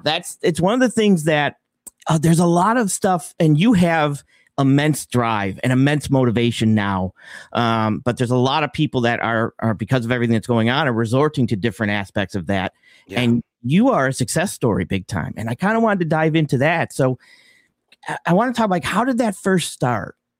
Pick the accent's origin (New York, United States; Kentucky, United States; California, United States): New York, United States; Buffalo; I'm from Buffalo, New York